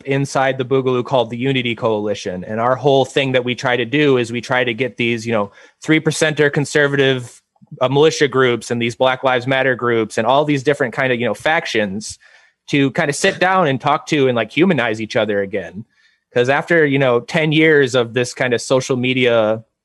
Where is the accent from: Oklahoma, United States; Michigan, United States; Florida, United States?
Michigan, United States; northern; moved away; also born or lived in Detroit, Michigan; I spent my childhood way in northern Michigan